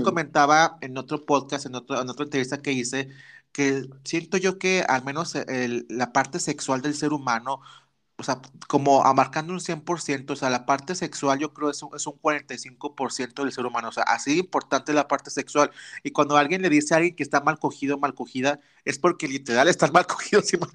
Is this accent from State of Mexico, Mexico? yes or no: no; Torreón, Coahuila, Mexico; yo soy norteño, chavita norteña, acá en Torreón, Coahuila